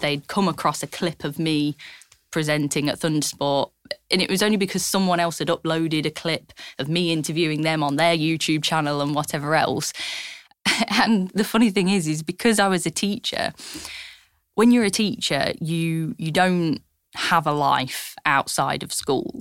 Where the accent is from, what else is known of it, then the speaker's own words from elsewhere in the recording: Lincolnshire, East Midlands, United Kingdom; growing up in Lincolnshire